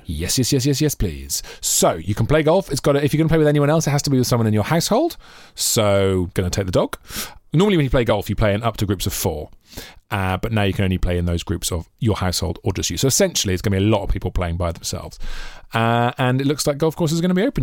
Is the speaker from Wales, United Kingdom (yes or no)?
yes; Monmouth, Wales, United Kingdom; growing up in Monmouth.